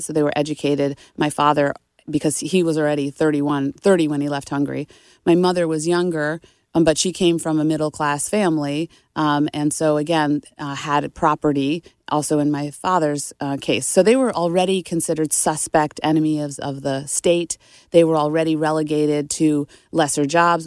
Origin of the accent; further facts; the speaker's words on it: Nita Lowey's district, New York, United States; my hometown representative, Nita Lowy